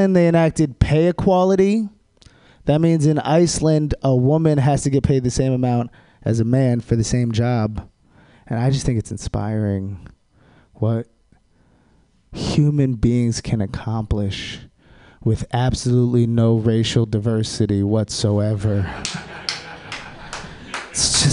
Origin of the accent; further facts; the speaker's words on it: East Coast, United States; moved away as an adult; now in San Francisco, United States; I'm from the East Coast